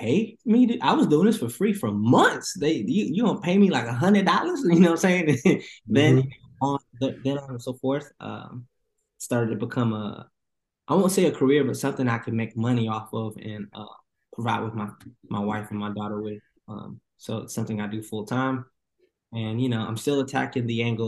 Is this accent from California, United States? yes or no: no; Atlanta, Georgia, United States; also born or lived in New York; I was born in New York, raised in Atlanta, so I consider myself an ATLian for sure